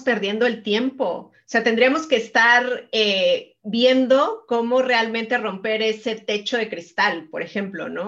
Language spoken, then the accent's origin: Spanish; Mexico; yo soy mexicana